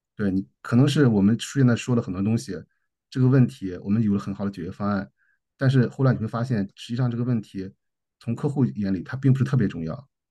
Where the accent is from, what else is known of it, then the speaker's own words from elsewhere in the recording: China; now in Australia; 尤其在澳洲，我们中国人不是，不是，嗯，最受欢迎的那，那，那，那，那些人吧